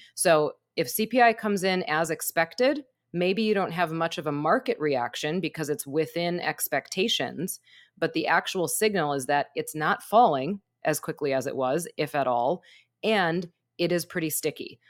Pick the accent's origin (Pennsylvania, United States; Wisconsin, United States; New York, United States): Wisconsin, United States; moved away; I'm from Wisconsin